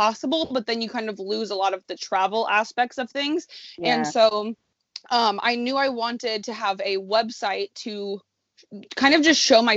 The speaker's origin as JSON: {"language": "English", "town": "Indianapolis", "region": "Indiana", "country": "United States", "tie": "born or raised there", "also_born_or_lived": "Chicago, Illinois", "moved": "as an adult", "said": "I'm born and raised in Indianapolis, Indiana, and I went to college in Chicago."}